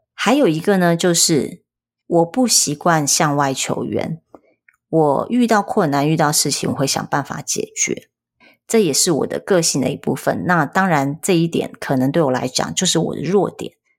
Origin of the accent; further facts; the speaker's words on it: rural Tainan, Taiwan; 在国小之前我是在台南的乡下长大的，台南的乡下